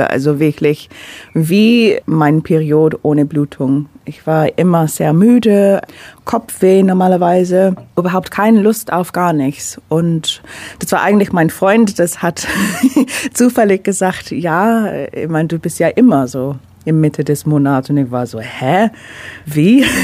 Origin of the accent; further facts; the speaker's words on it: London, United Kingdom; now in Ulm, Germany; Ich bin Londoner, also ich komme aus London, habe seit sieben Jahren in Deutschland, also Ulm slash Neu-Ulm gewohnt.